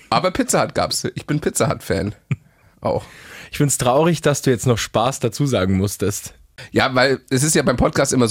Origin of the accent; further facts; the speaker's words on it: Regensburg, Bavaria, Germany; der Goldene Hirsch ist hier bei uns in Regensburg.